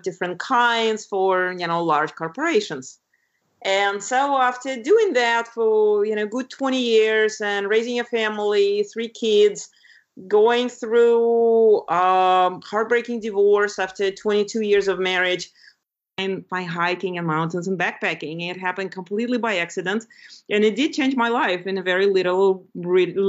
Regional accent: Lithuania; moved away; When I grew up in Lithuania, which is a very pretty country in Northern Europe by the Baltic Sea.

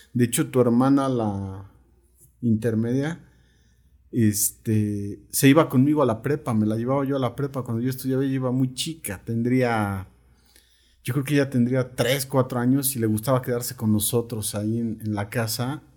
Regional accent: Coacalco, State of Mexico, Mexico; born or raised there

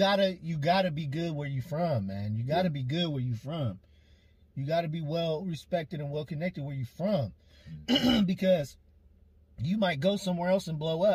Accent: Portland, Oregon, United States; I'm from Portland.

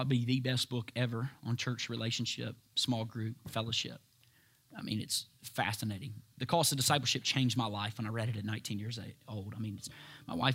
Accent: United States; I'm an American

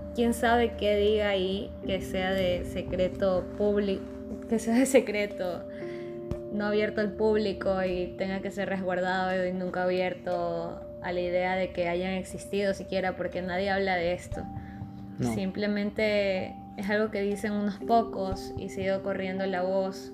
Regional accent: Ecuador; somos los mismos ecuatorianos

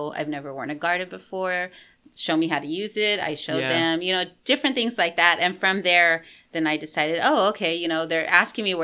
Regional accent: San Antonio, Texas, United States; now in Fayetteville, United States; I'm originally from Texas, from San Antonio, so I thought about there because I have my family there

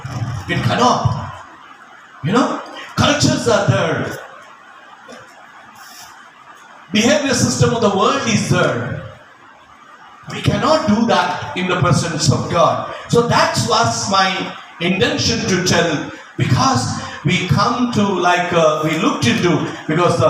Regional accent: India; I'm an Indian

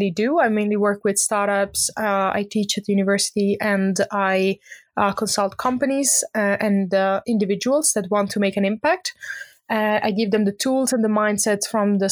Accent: Italy; moved away as an adult; also born or lived in Lund, Sweden; now in Stockholm, Sweden; I'm originally from Italy, but I've been based in Sweden for the last 10 years.

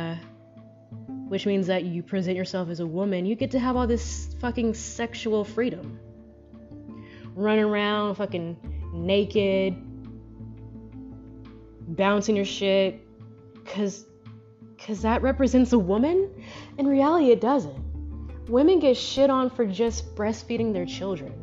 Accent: United States; I was born here. And as an American

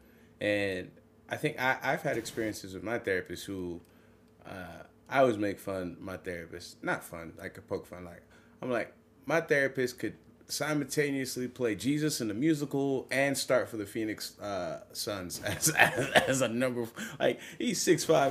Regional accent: Nigeria; I'm Nigerian

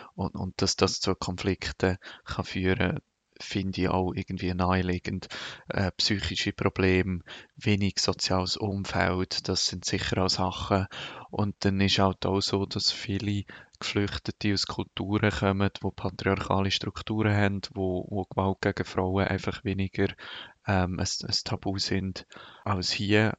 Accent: Lucerne Hinterland, Switzerland; ich bin im Luzerner Hinterland aufgewachsen

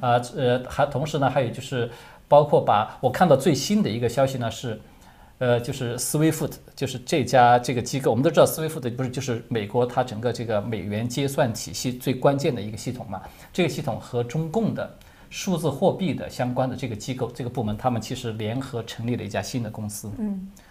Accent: China; 我们中国人

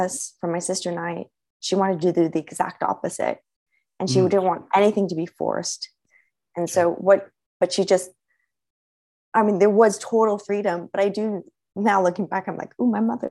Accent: Los Angeles, California, United States; I was born and raised in Los Angeles

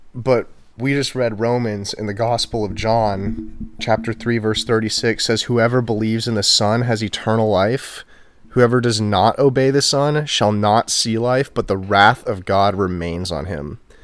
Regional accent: Houston, Texas, United States; also born or lived in College Station, Texas; I am from Houston, Texas.

